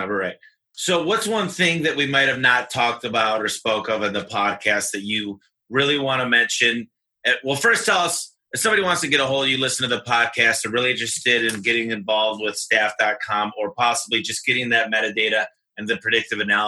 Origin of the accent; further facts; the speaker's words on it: Michigan, United States; now in Phoenix, United States; I'm from Michigan